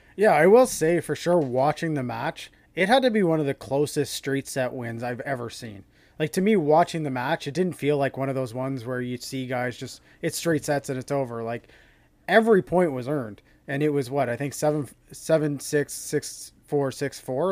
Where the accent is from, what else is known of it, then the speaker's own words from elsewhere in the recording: Canada; being Canadian